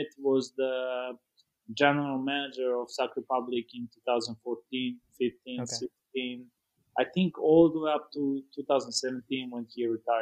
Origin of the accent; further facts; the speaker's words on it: Serbia; moved away as an adult; also born or lived in Oxnard, California / Fresno, California; now in United States; I grew up in Serbia and played in a couple academies back in Serbia